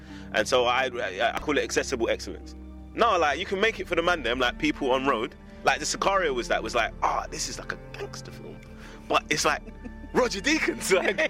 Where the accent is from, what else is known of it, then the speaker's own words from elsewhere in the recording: London, United Kingdom; Music was so important to me this year because I was away from London so much. It was like, probably was homesick.